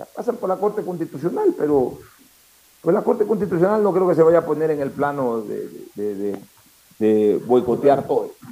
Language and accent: Spanish; Ecuador; somos los ecuatorianos